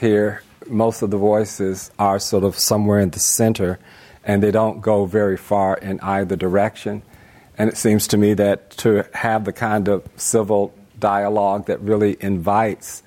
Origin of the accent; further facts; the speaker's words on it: Greensboro, North Carolina, United States; my hometown, Greensboro, North Carolina.